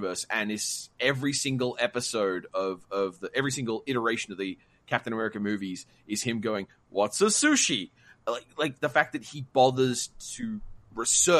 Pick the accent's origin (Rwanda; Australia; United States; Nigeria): Australia; I'm Australian